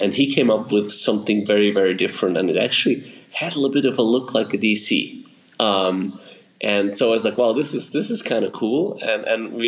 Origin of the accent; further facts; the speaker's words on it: Switzerland; being at home and growing up in Switzerland